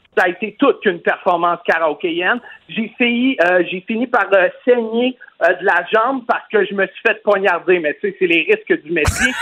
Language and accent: French; Lévis, Quebec, Canada; je suis originaire de Lévis